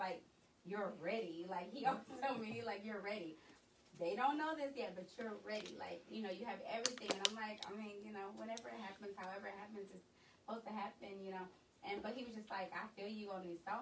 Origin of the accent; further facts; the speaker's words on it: Oakland, California, United States; I'm from Oakland.